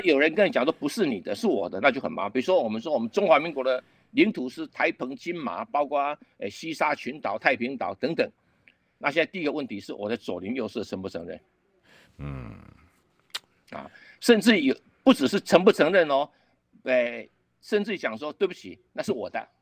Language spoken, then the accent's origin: Chinese; Taiwan; 我们台湾人都不懂